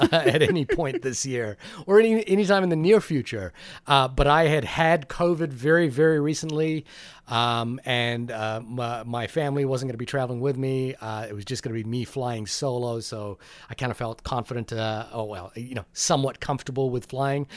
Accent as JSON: {"language": "English", "country": "New Zealand", "also_born_or_lived": "Fiji", "moved": "yes", "lives_now": "United States", "said": "I've always thought of myself as a New Zealander"}